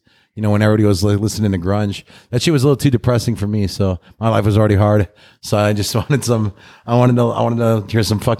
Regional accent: California, United States; now in San Francisco, United States; So I'd say I spent most of my life in California. Yeah. Mm-hmm. And I moved up here from Sacramento to San Francisco in the Bay Area like 20 years ago now.

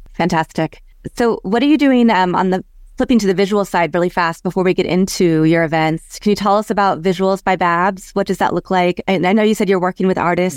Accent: Kansas, United States; moved away; also born or lived in Chicago / Los Angeles / San Francisco / Houston; I grew up in Kansas

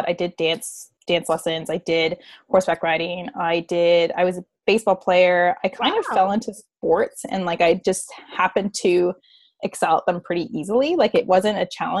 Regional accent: Canada; I am Canadian

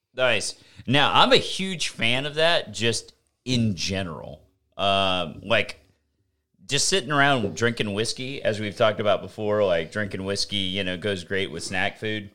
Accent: the South, United States; I'm from the South.

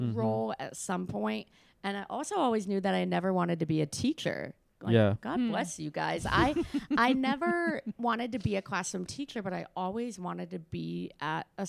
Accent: Cleveland, Ohio, United States; moved away as an adult; also born or lived in Kent, Ohio; now in Tennessee, United States; I'm from Cleveland, Ohio

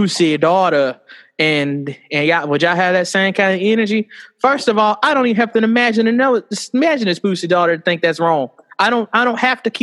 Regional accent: Alabama, United States; I'm from Alabama

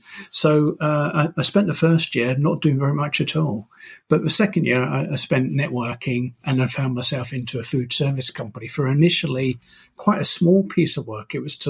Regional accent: United Kingdom; now in Toronto, California, United States; That's right. I'm very British.

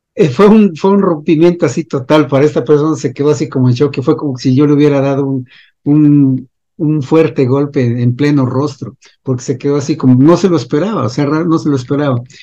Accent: Mexico; yo soy de México

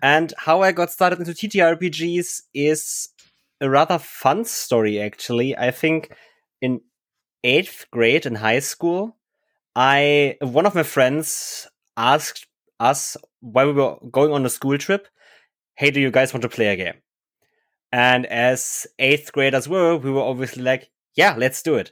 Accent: Germany; English is a second language; we were all Germans. We didn't speak English very well at the time

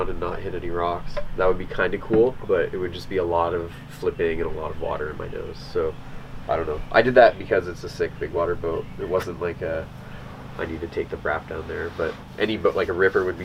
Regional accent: Ontario, Canada; I grew up in Ontario

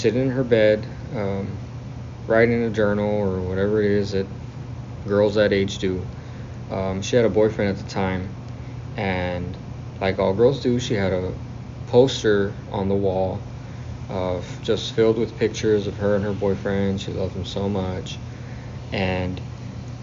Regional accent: South Texas, United States; I'm from South Texas

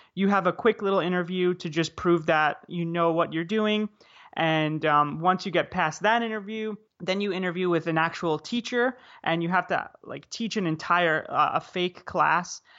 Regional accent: United States; moved away as an adult; also born or lived in South Korea / Vietnam; as an American citizen

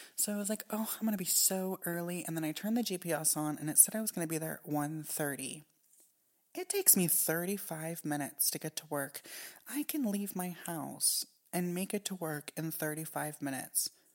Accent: Japan; moved away; when I was growing up in Japan

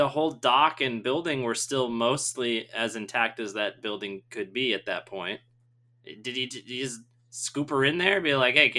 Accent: Southeast Michigan, United States; I grew up in Michigan, and I grew up in Southeast Michigan, which is very close to the border of Ohio

